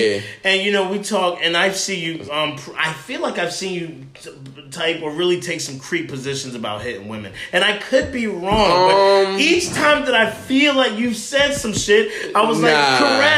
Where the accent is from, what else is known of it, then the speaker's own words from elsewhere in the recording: Edison, New Jersey, United States; also born or lived in New Brunswick, New Jersey / Franklin Park, New Jersey; I grew up in Central Jersey. Edison was one of the spots I grew up in, but New Brunswick, Franklin Park.